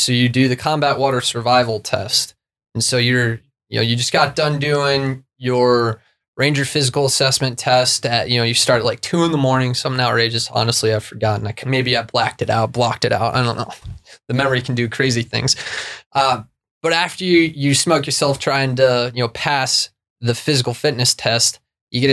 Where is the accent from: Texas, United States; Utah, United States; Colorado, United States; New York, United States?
Colorado, United States; Vail; When I was in school, in elementary school, growing up in Vail, Colorado